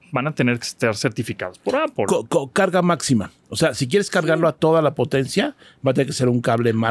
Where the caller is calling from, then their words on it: Mexico City, Mexico; Hola, ¿qué tal? … de la Ciudad de México y únicamente los quería felicitar por su podcast.